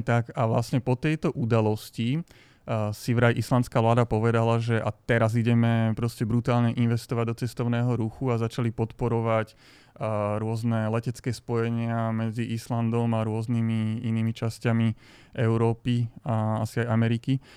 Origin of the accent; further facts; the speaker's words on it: Slovakia; zo Slovenska